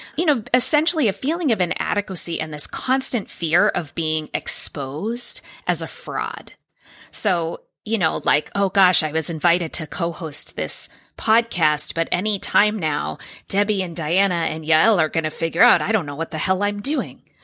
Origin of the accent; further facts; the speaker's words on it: Boston, Massachusetts, United States; moved away as an adult; also born or lived in San Diego; I applied to Boston University for my PhD program, and I'm from Boston. I was living in San Diego at the time.